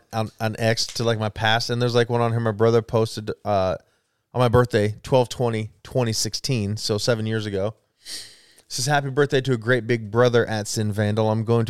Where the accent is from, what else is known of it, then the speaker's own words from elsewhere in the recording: Wendell, Idaho, United States; also born or lived in Jerome, Idaho; I grew up in Wendell and Jerome.